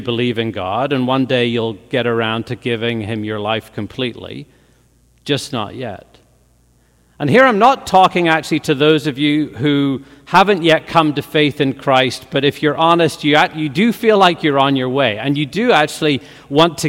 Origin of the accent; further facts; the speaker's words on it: Northern Ireland, United Kingdom; moved away; growing up in Northern Ireland as a teenager